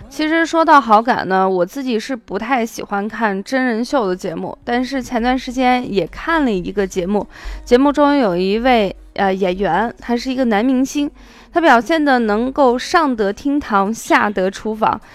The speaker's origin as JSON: {"language": "Chinese", "region": "Qinghai", "country": "China", "tie": "born or raised there", "also_born_or_lived": "Shaanxi", "said": "我呢，小的时候出生在青海，但是我的祖籍是陕西"}